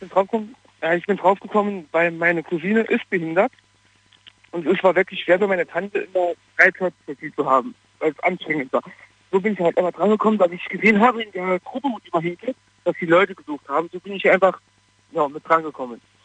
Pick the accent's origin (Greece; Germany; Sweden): Germany; Wanne-Eickel, North Rhine-Westphalia; moved away as an adult; also born or lived in Bromberg near Pforzheim; now in Pforzheim area, Germany; Ich komme eigentlich aus Nordrhein-Westfalen bei Wanne Eickel. Ich bin hier hingezogen zum Arbeiten